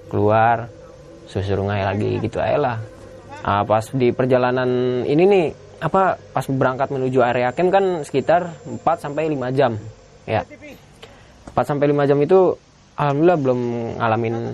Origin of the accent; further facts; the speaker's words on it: Jakarta, Indonesia; kan gue dari Jakarta kan dua orang